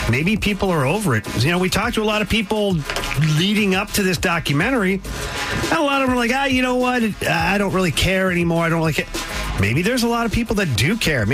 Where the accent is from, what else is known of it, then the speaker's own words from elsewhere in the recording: St. Louis, Missouri, United States; we're from St. Louis